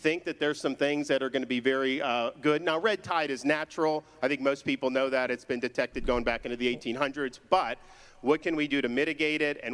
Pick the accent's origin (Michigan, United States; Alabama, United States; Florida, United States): Florida, United States; I was born and raised in Florida